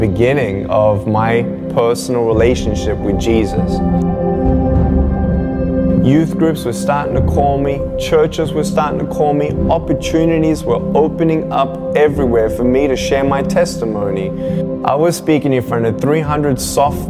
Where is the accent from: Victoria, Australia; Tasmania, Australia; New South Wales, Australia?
Victoria, Australia; Melbourne; I was born in Melbourne, Australia, 1982